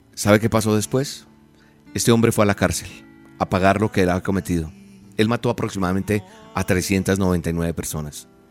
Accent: Colombia; es de mi país, de Colombia, de donde soy oriundo

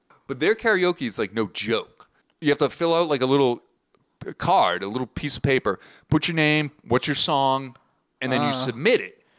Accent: Boston, Massachusetts, United States; I remember in my hometown, we had a cable access.

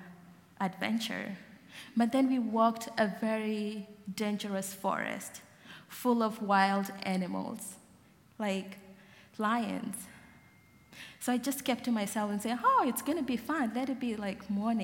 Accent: Gambela, Ethiopia; moved away; I was born in Gambela, in the middle of Ethiopia and South Sudan

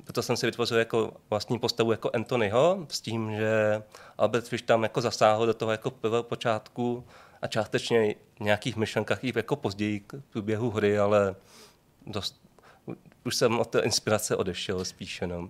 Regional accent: Šenov, Moravian-Silesian Region, Czechia; also born or lived in Brno; pocházím ze Šenova, což je malý jako městečko vedle Ostravy

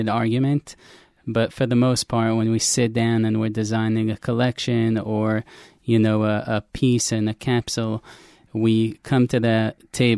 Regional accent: New York City, New York, United States; growing up in New York

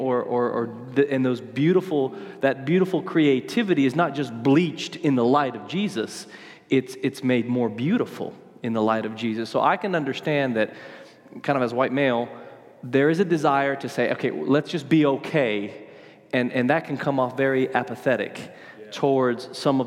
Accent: Argentina; moved away; I was born in Argentina, but I'm definitely somewhat Caucasian

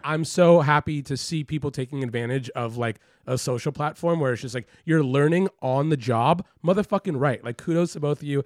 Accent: Los Angeles, California, United States; moved away as an adult; also born or lived in San Francisco; now in New York, United States; I grew up in Los Angeles

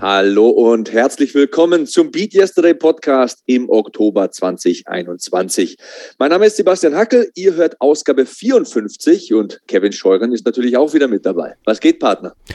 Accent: Passau, Bavaria, Germany; ich komme aus Passau

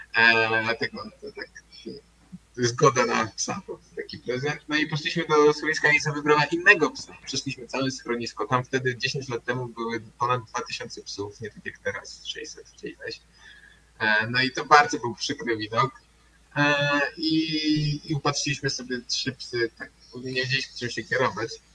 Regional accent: Warsaw, Masovian Voivodeship, Poland; pochodzimy z Warszawy

